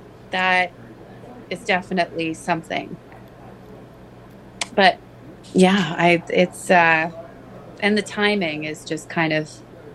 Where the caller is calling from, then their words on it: Niagara-on-the-Lake, Ontario, Canada; So I'm actually calling you from work. I'm in Niagara on the Lake.